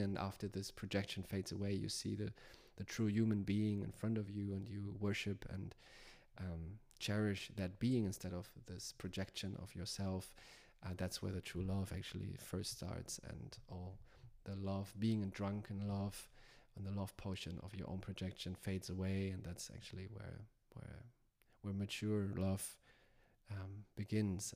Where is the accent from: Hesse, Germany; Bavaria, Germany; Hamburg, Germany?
Hamburg, Germany; moved away; my home where I grew up in Hamburg, Germany